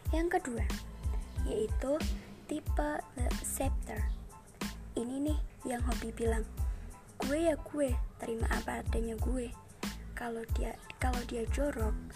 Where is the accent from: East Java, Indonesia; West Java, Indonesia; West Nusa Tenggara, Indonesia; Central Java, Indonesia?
Central Java, Indonesia; Kendal; Saya lahir di Kendal, dua puluh delapan Juni dua ribu tiga, tepatnya enam belas tahun yang lalu